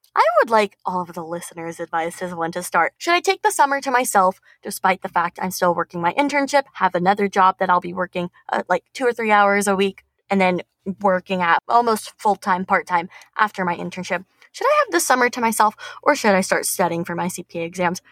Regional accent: Tucson, Arizona, United States; moved away as an adult; now in Phoenix, United States; I'm from Tucson and I'm currently in Phoenix

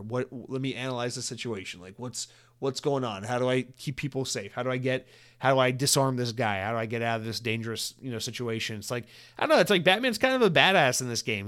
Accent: Georgia, United States; also born or lived in Atlanta; now in Florida, United States; I grew up in Georgia and we had Publix everywhere

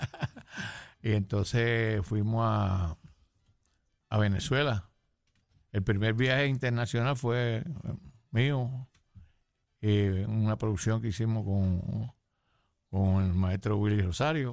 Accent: San Juan, Puerto Rico; also born or lived in Ciales, Puerto Rico; nací en Ciales, pero vine pequeño para acá, para, para San Juan, Las Monjas.

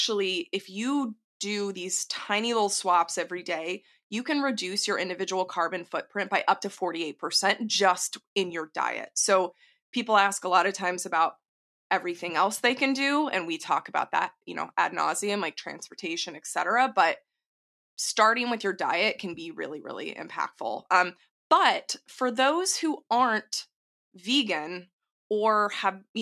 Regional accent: Texas, United States; I'm from Texas

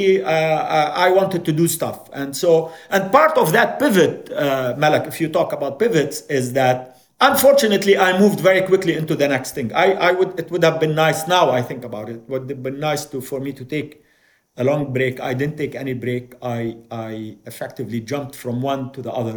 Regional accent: Jordan; also born or lived in Beirut, Lebanon; I was born in Beirut. My father was involved in politics. We came to Jordan as political refugees.

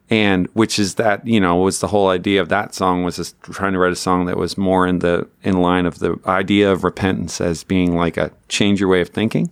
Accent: Newfoundland and Labrador, Canada; I grew up in Newfoundland, Canada

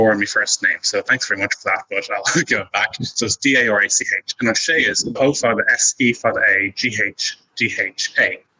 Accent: Ireland

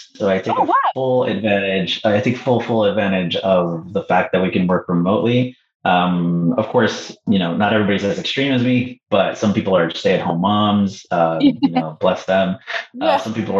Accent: Canada; I'm going to say Mexico, just because I'm Canadian, right?

